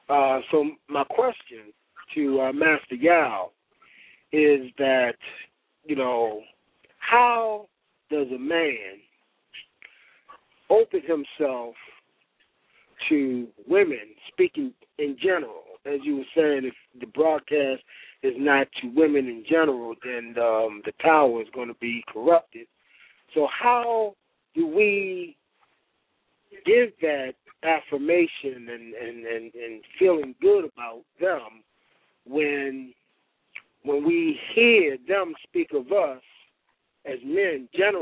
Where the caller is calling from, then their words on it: Baltimore, Maryland, United States; I'm calling from Baltimore City.